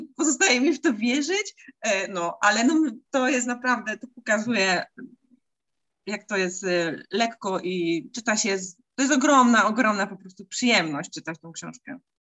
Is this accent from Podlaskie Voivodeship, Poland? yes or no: no; Silesian Voivodeship, Poland; tutaj u nas na Śląsku